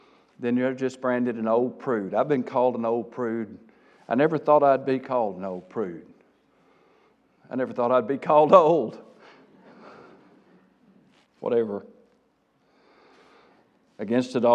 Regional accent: South Arkansas, United States; accent: South Arkansas; Forgive my South Arkansas coming out

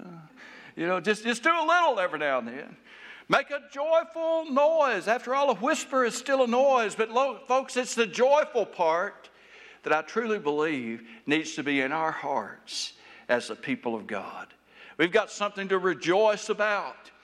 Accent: Taylor, Arkansas, United States; Where I grew up in South Arkansas

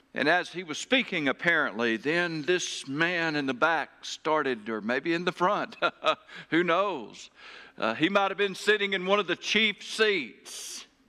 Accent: Taylor, Arkansas, United States; my hometown, uh, Taylor, Arkansas.

